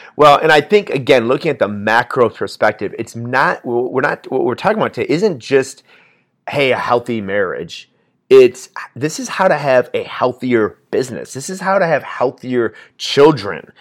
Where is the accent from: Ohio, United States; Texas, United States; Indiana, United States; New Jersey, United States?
Indiana, United States; we're from Indiana